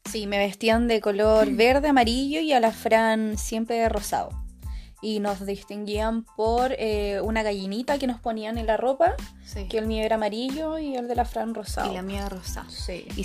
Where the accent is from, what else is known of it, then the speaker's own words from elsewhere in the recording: Viña del Mar, Valparaíso, Chile; somos de Viña del Mar, tenemos 26 años, vamos a cumplir unos días más 27, somos cangrejitas